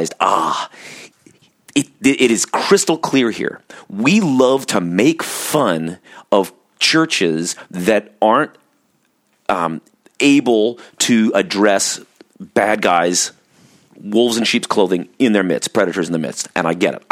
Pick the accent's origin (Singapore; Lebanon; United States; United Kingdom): United States; Orange County, California; I grew up in Orange County, California, which is kind of this conservative California Bible Belt